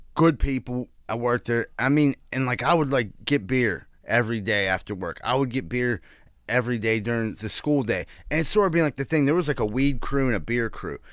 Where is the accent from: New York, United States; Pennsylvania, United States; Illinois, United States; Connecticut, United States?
Pennsylvania, United States; Pittsburgh; I grew up in Greenfield